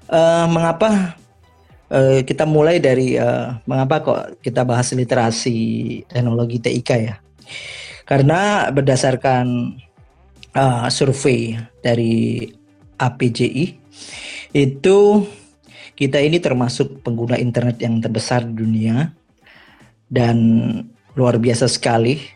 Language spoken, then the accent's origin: Indonesian; Malang, East Java, Indonesia; Saya dari Malang, Mas.